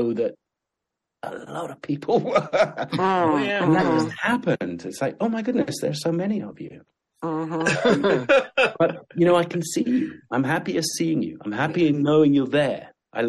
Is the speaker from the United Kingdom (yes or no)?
yes; England, United Kingdom; born or raised there; also born or lived in Sudan